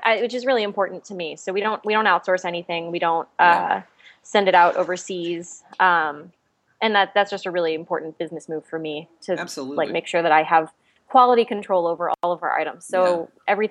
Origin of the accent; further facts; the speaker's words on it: Texas, United States; now in Los Angeles, United States; I'm from Texas, so I'm used to like 110 degrees, but I don't know what winter is